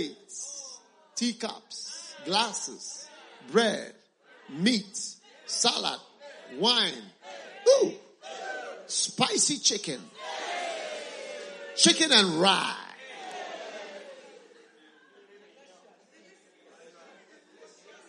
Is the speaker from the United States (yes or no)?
no; Ghana; We come from Ghana